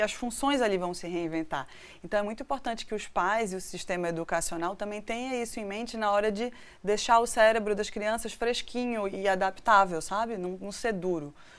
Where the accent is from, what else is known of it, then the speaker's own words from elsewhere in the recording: Northeast Region, Brazil; moved away; also born or lived in Recife; eu nasci no Nordeste